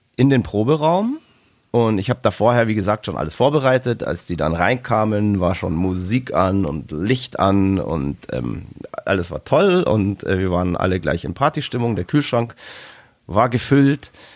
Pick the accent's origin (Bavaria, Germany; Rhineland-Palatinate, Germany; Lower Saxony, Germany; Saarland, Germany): Bavaria, Germany; Wir kommen aus Bayern